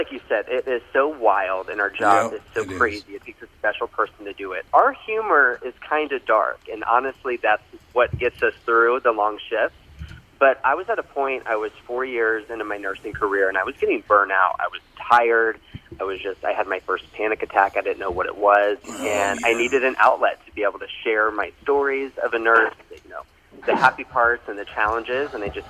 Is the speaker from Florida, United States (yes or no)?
yes; Orlando, Florida, United States; So I'm originally from Orlando, Florida.